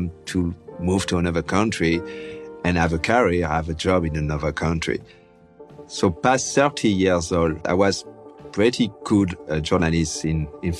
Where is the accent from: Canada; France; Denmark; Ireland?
France; Tours, Centre-Val de Loire; now in United States; I was born in France